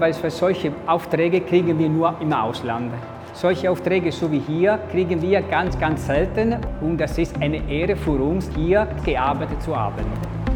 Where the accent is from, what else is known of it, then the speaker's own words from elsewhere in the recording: Italy; German is a second language; ich als Italiener